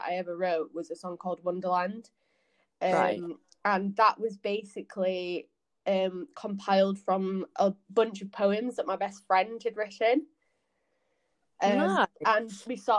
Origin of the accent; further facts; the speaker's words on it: Yorkshire and the Humber, United Kingdom; now in Leeds, United Kingdom; I'm from North Yorkshire. I'm currently in Leeds at the minute